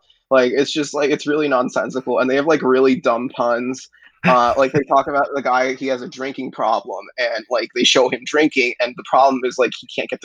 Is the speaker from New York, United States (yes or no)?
yes; New York City, New York, United States; I've lived in New York my entire life, but I'm from New York City